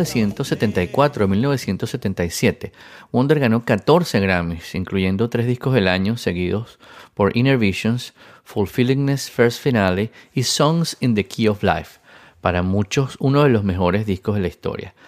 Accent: Venezuela; siendo venezolano

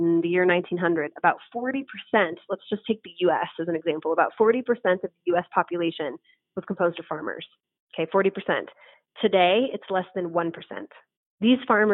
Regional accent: San Francisco, California, United States; now in Las Vegas, United States; San Francisco, my hometown city

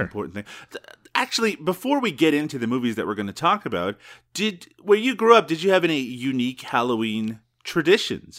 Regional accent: Newfoundland and Labrador, Canada; moved away; I grew up in Newfoundland

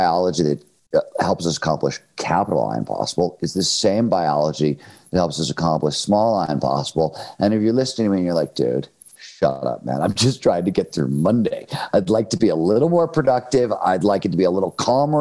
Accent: Cleveland, Ohio, United States; I grew up in Cleveland, Ohio in the 1970s

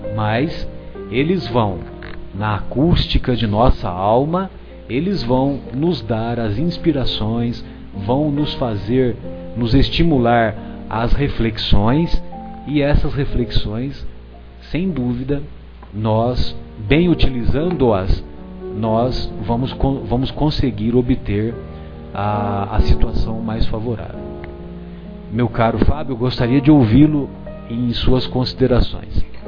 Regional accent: São José do Rio Pardo, São Paulo, Brazil; ele escreveu a obra Os Sertões lá na minha cidade, lá na minha aldeia.

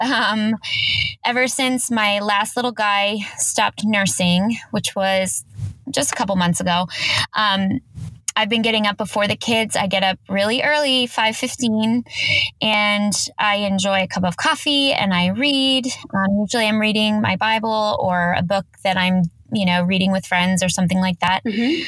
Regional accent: Los Angeles, California, United States; I'm from Los Angeles, California, actually just a little bit outside

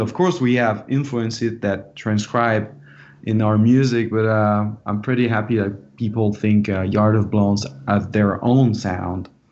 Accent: France; now in Los Angeles, United States; an international band because I'm from France

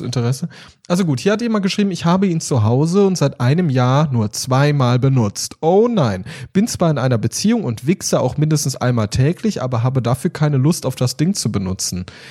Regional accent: Cologne, North Rhine-Westphalia, Germany; moved away; ich bin jetzt mal in meine Heimat zurückgegangen und bin auch mal in Köln jetzt

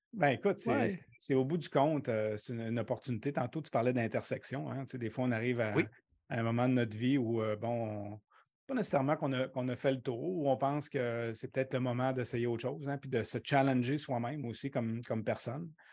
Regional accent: Quebec City, Quebec, Canada; moved away as an adult; moi, j'ai grandi à Québec. Hein. donc, les 24, 25 premières années de ma vie, je les ai passées à Québec

